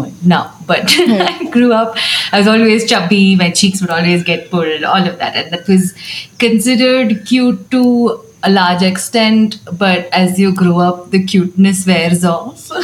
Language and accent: English; Abu Dhabi, United Arab Emirates; I grew up in Abu Dhabi